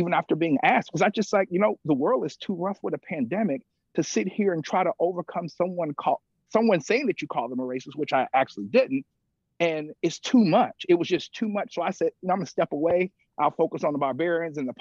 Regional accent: Mississippi, United States; I grew up in Mississippi

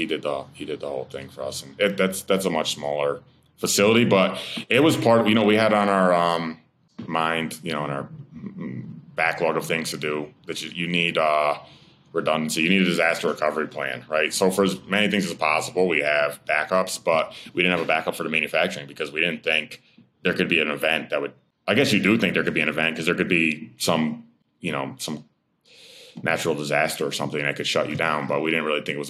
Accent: Amsterdam, New York, United States; That's where I'm in, my hometown. That's my hometown

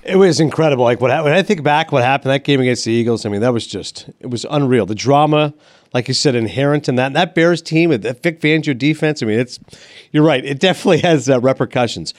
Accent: Toronto, Ontario, Canada; My hometown of Toronto

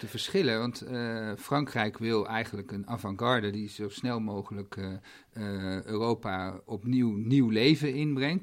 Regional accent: Netherlands

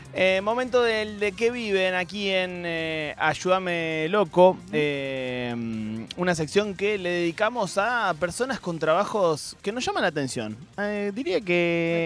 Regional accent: Argentina; somos buenos los argentinos

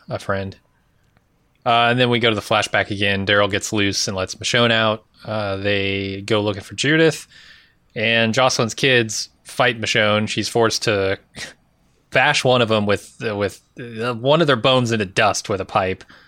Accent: United States; as an American.

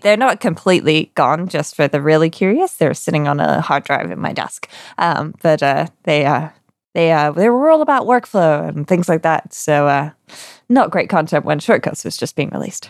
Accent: United Kingdom; me being British

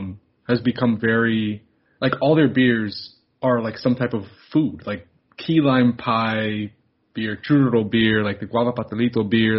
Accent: Miami, Florida, United States; born or raised there

